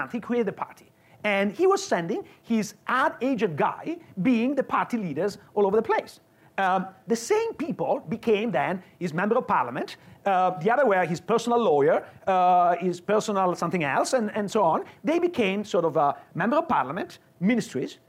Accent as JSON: {"language": "English", "region": "Veneto", "country": "Italy", "tie": "born or raised there", "moved": "as an adult", "lives_now": "Illinois, United States", "said": "I grew up in Veneto, which is not far from Austria and Slovenia."}